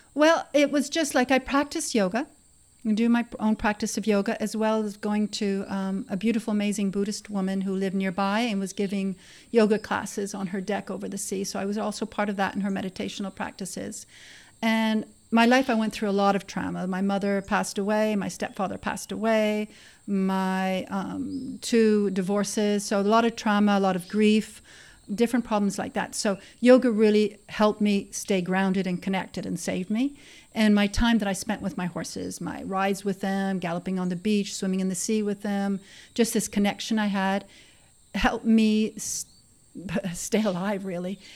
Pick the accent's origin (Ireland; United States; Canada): Canada; now in Costa Rica; I was born in Canada, of course, and I grew up with horses in the country.